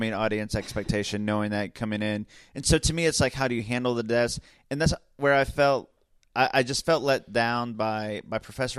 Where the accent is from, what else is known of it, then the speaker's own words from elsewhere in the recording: Oklahoma, United States; Let's talk about the fact that we are all from Oklahoma.